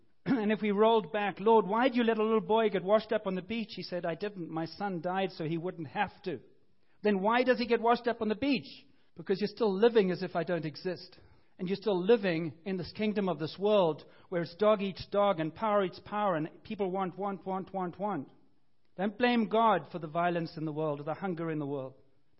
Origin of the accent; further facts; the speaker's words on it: Cape Town, Western Cape, South Africa; I grew up in Cape Town, I had this kind of family and this kind of family